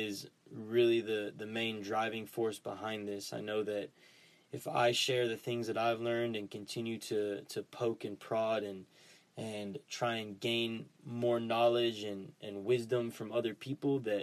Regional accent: Dallas, Texas, United States; I grew up in Dallas, Texas

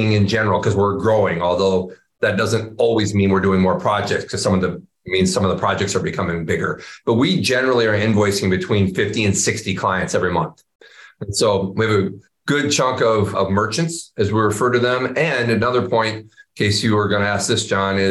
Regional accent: Iowa, United States; growing up in Iowa

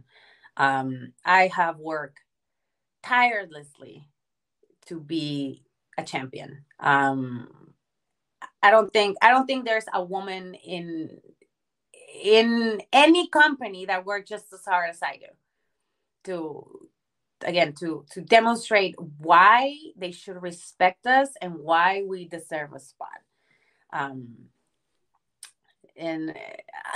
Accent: Mexico; now in United States; I was born and raised in Mexico, and the only thing I knew was like Mexican culture

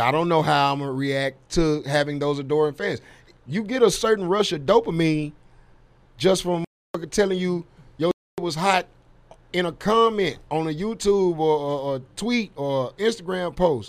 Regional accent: Dallas, Texas, United States; I'm from Dallas

